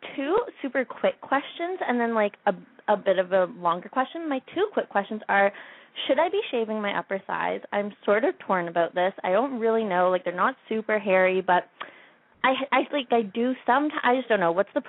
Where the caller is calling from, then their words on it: Ottawa, Ontario, Canada; also born or lived in Washington, D.C.; I am 20, and I am calling from Ottawa in Canada.